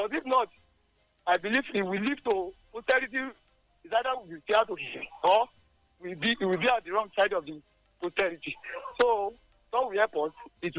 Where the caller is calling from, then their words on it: Ilaro, Ogun State, Nigeria; I'm calling from Ilaro.